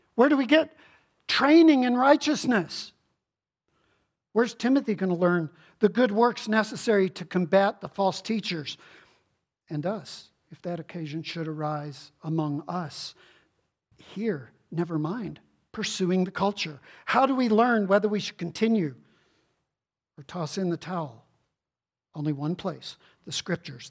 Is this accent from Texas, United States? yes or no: yes; Houston, Texas, United States; growing up in Houston, Texas